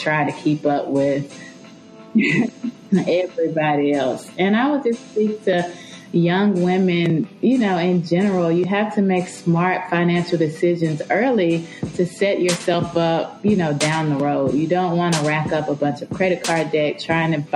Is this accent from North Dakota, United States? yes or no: no; Nashville, Tennessee, United States; I grew up in Nashville, Tennessee